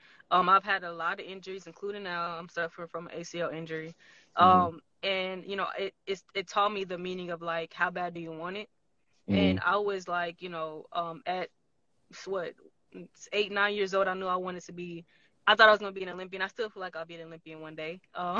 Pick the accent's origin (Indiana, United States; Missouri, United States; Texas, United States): Texas, United States; Houston; Like, honestly, Houston is literally the best place on earth. Sorry to everybody else. But honestly, growing up in Texas was amazing.